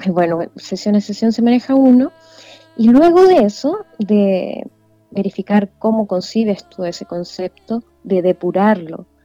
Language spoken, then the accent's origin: Spanish; Vallenar, Atacama, Chile; Yo soy nacida y criada